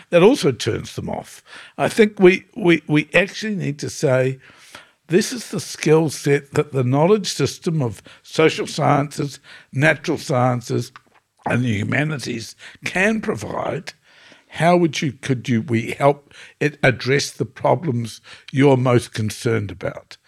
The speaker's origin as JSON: {"language": "English", "country": "New Zealand", "said": "I come from New Zealand where the indigenous people are the Maori people."}